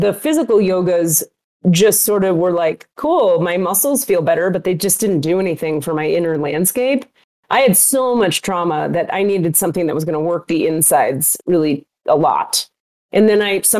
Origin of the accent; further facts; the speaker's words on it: Miami, Florida, United States; I am a Jew from Miami going to an Islamic Sufi healing school